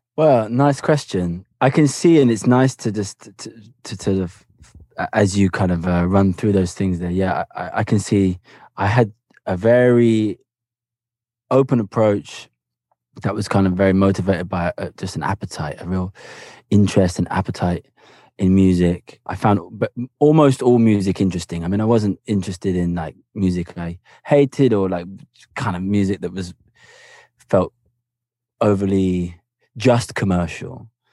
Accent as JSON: {"language": "English", "town": "Cambridge", "region": "East of England", "country": "United Kingdom", "tie": "born or raised there", "also_born_or_lived": "Havana", "said": "I grew up in Cambridge in England"}